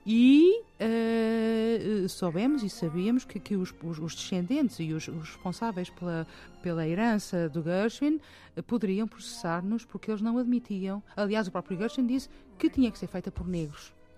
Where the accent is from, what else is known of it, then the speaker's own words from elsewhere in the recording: Portugal; moved away as an adult; also born or lived in England; voltei para Portugal para, para sepultar os meus pais